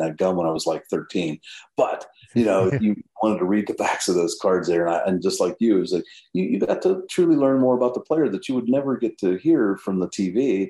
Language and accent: English; Perryopolis, Pennsylvania, United States; born and raised in southwestern PA in a little town called Perryopolis